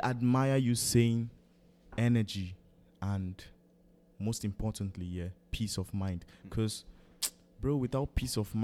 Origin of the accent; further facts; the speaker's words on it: Benue, Nigeria; I'm from Benue.